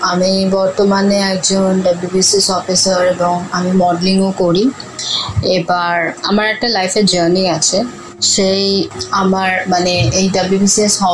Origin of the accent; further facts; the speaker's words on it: Delhi, India; আমি দিল্লিতে মানুষ হয়েছি আমার বাবা যেহেতু ট্রান্সফারেবল জব ছিল তারপর আমি প্রেসিডেন্সি ইউনিভার্সিটি থেকে পাশ করি